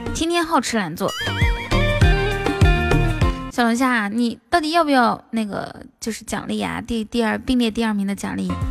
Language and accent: Chinese; Inner Mongolia, China; 我是内蒙古的